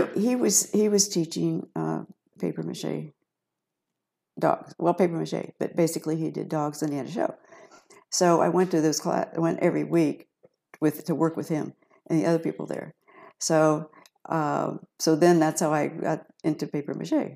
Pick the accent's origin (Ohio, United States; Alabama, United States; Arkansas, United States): Ohio, United States; Piqua; also born or lived in Dayton; I was born and raised in Piqua